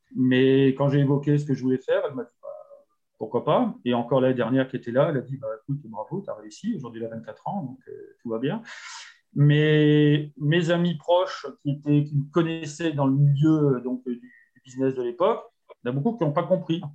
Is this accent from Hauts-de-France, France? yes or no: yes; Nord, Hauts-de-France, France; moved away as an adult; now in Génolac, France; je suis originaire du Nord